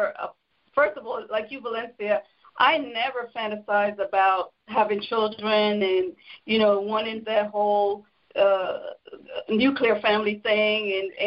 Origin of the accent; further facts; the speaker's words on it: Jamaica; I'm from Jamaica